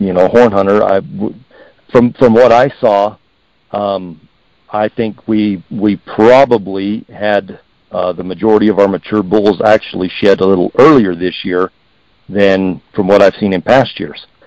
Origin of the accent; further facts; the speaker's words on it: Heber, Arizona, United States; growing up in Heber